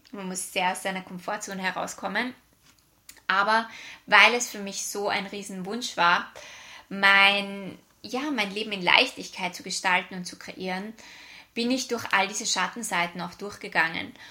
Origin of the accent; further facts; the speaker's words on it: Vienna, Austria; now in Australia; Wie du vielleicht an meiner Aussprache hören kannst, ich bin aus Österreich, ursprünglich aus Wien und lebe seit fünf Jahren in Australien.